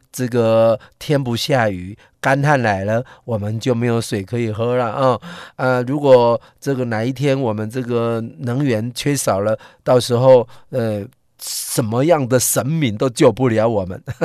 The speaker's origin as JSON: {"language": "Chinese", "country": "Taiwan", "said": "我们台湾人却是对自己的人是这样"}